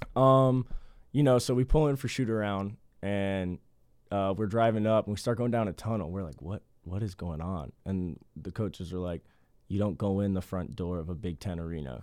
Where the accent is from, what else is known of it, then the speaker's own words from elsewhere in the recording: Kansas City, Kansas, United States; I'm from Kansas City